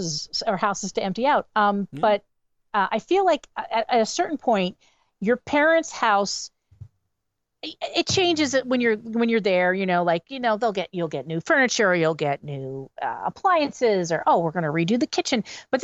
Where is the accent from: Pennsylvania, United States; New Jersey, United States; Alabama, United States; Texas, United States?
Pennsylvania, United States; Wilkes-Barre; moved away; I'm originally from the Wilkes-Barre Scranton area